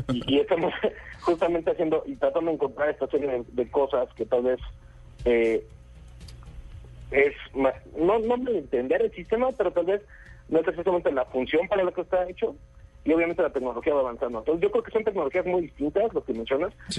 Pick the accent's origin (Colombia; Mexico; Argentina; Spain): Mexico; yo soy mexicano